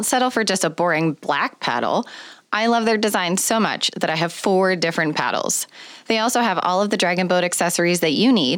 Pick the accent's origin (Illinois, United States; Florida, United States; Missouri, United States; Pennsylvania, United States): Pennsylvania, United States; Pittsburgh; Pittsburgh, Pennsylvania, which is my hometown